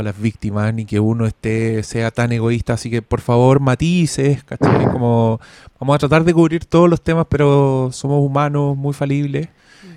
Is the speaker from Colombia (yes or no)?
no; Chile; soy chileno